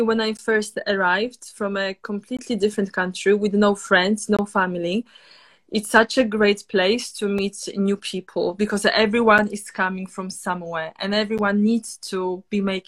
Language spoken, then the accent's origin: English; Poland; moved away as an adult; now in Oxford, United Kingdom; I come from Poland and I live in Oxford, and I've been living in Oxford for now 7 years